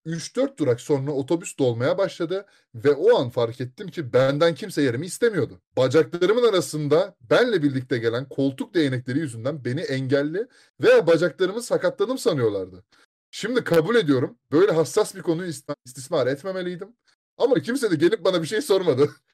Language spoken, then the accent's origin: Turkish; Istanbul, Turkey; moved away; İstanbul'da doğdum